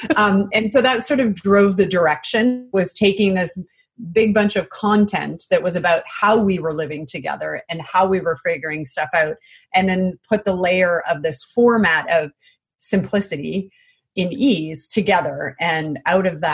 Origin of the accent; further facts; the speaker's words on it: British Columbia, Canada; moved away as an adult; now in California, United States; We are originally from British Columbia, Canada, but we now live in California